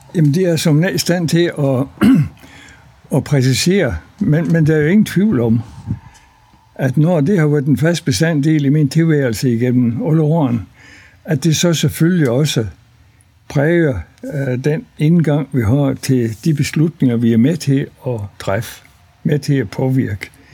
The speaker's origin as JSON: {"language": "Danish", "area": "near Løgstør, North Jutland", "region": "North Denmark Region", "country": "Denmark", "tie": "born or raised there", "also_born_or_lived": "Faroe Islands", "said": "Jeg er født på Færøerne, fordi mine forældre de var præstefolk på Suderø fra 1937 til 1946. Så de første fem og halv år af min opvækst, den var på Færøerne. Og så efter krigen øh, kom vi så til Danmark. Og før fik embedet heroppe i Næsborg Kornum, øst for Løstør. Og øh, så altså, tror de fleste uden barnesko i en præstegård på landet"}